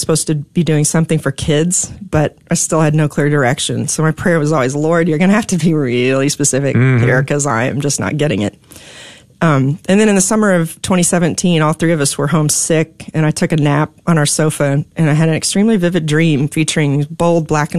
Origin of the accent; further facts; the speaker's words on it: Dallas, Texas, United States; I grew up here in Dallas